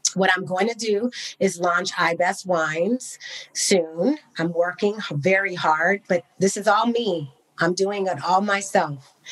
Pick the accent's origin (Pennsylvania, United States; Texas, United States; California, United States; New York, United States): California, United States; Bay Area; also born or lived in Cognac, France; I grew up in the Bay Area